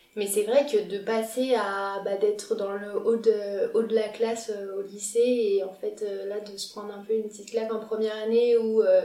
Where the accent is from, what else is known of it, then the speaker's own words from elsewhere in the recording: Lyon, Auvergne-Rhône-Alpes, France; je suis lyonnaise, du coup je suis née à Lyon. Euh, j'ai habité chez mes parents tout mon externat